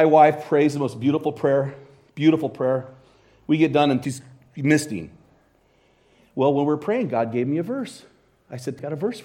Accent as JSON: {"language": "English", "town": "Hayden", "region": "Idaho", "country": "United States", "said": "I'm from Hayden, Idaho."}